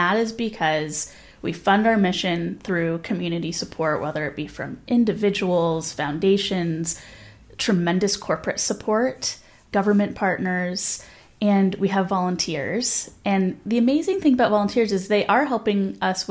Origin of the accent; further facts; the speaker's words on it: Los Angeles, California, United States; now in Santa Barbara, United States; I'm from Los Angeles